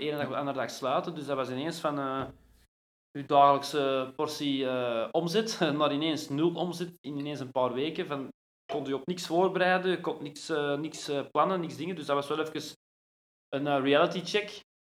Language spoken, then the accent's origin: Dutch; Brasschaat, Flanders, Belgium; also born or lived in Ekeren; ik ben geboren in Ekeren, in uh, Sint-Lucas ziekenhuis, dat is nu ondertussen weg. Maar ja, eigenlijk altijd in Brasschaat gewoond